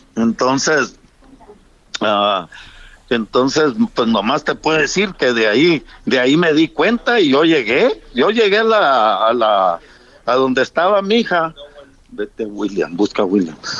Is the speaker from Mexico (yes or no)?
yes; Mexico; yo como mexicano